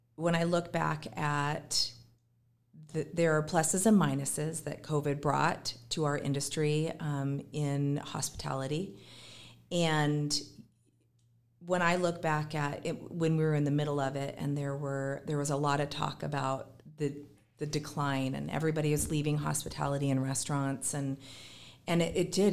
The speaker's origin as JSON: {"language": "English", "town": "Gig Harbor", "region": "Washington", "country": "United States", "tie": "born or raised there", "said": "born and raised in Gig Harbor"}